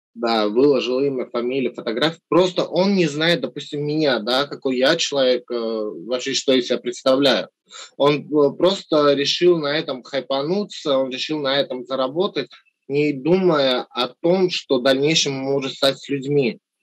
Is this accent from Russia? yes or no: no; Armenia; moved away; соотечественникам в Армении